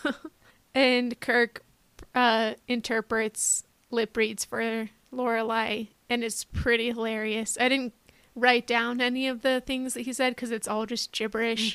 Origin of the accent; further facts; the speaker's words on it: Los Alamos, New Mexico, United States; I grew up in Los Alamos, New Mexico